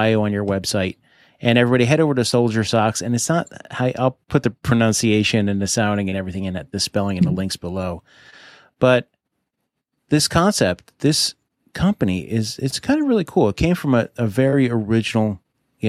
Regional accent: New Jersey, United States; my home state of New Jersey

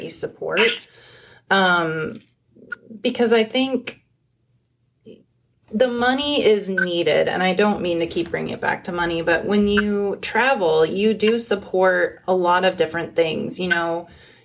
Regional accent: Phoenix, Arizona, United States; I grew up in Phoenix

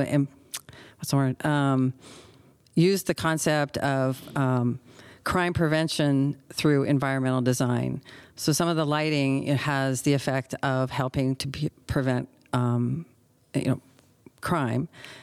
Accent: Redding, California, United States; I grew up in Reading

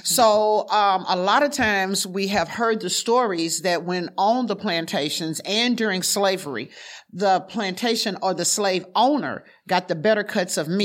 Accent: the South, United States; moved away; I was from the South

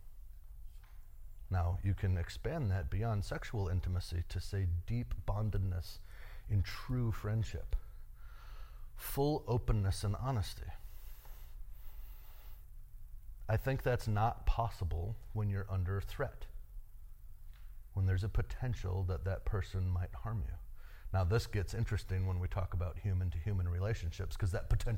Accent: United States; As an American male

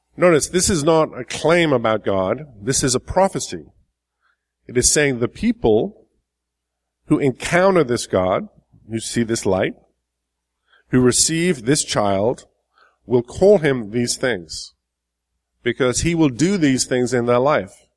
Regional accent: England, United Kingdom; moved away as an adult; now in United States; I've been in the States for 20 years. I'm originally from England.

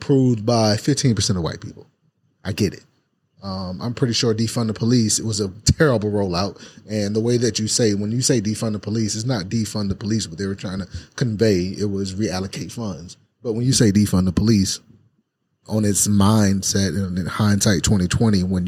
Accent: the South, United States; growing up in the South.

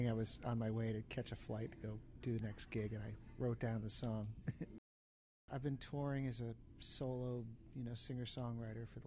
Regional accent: East Coast, United States; I grew up on the East Coast, you know, and I loved that.

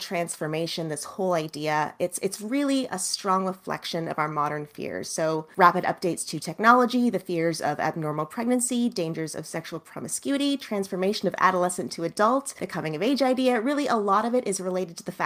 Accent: Canada; I'm Canadian

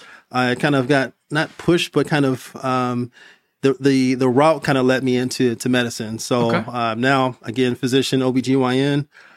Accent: Compton, California, United States; I currently, I'm from Compton, California.

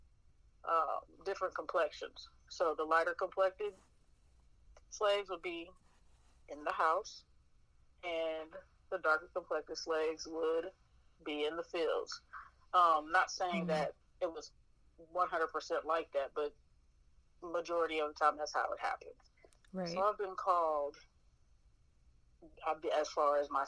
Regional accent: Kansas City, Kansas, United States; grew up in Kansas City, Kansas

